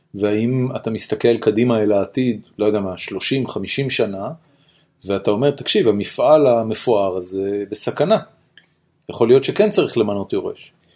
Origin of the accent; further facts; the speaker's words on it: Israel; אני בתור חילוני ישראלי